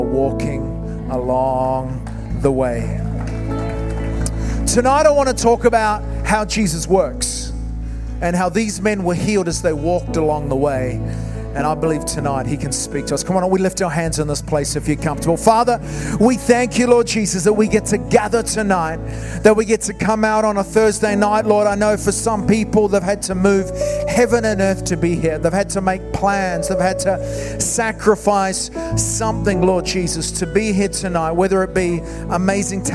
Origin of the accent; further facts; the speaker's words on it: New Zealand; moved away as an adult; now in Wales, United Kingdom; as a New Zealander, I came from New Zealand 15 years ago. My wife and I came from New Zealand over here.